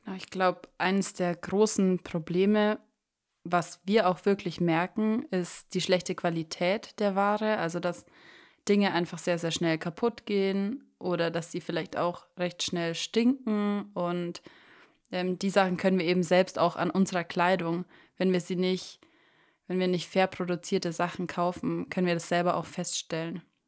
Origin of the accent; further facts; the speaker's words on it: Germany; bei uns in Deutschland